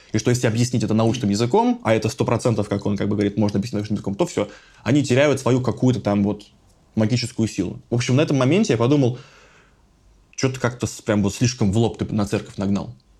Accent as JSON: {"language": "Russian", "town": "Voronezh", "region": "Voronezh Oblast", "country": "Russia", "tie": "born or raised there", "said": "в моем родном городе Воронеже"}